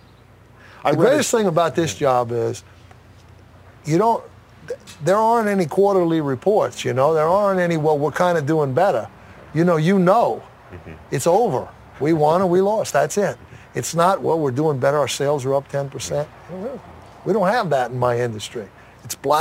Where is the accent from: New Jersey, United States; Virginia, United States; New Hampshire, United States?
New Jersey, United States; Hasbrouck Heights; when I moved from Asbury Heights, New Jersey to another town